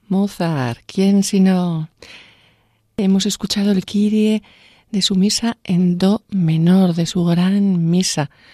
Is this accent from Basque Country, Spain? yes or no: no; Vera de Bidasoa, Navarre, Spain; en mi pueblo, en Vera de Vidasoa